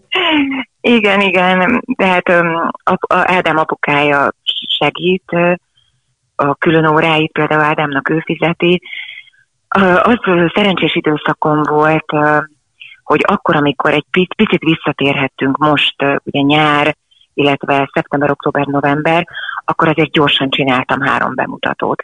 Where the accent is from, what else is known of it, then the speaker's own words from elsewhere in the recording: Želiezovce, Nitra Region, Slovakia; moved away; egy 150 fős pici faluban éltünk, vagy éltek a szüleim akkor a nagyszülőkkel együtt, és onnan a város Zseliz, ahol aztán később éltünk